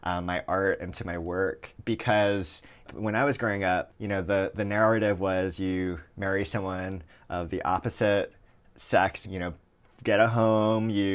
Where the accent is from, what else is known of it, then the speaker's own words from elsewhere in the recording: Hawaii, United States; moved away; I grew up in Hawaii